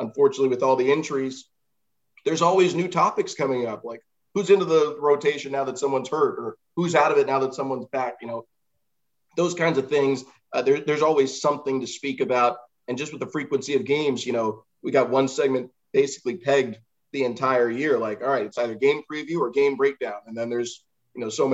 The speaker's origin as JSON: {"language": "English", "town": "San Jose", "region": "California", "country": "United States", "tie": "born or raised there", "moved": "yes", "lives_now": "Charlotte, United States", "said": "I grew up in the Bay Area in California, San Jose"}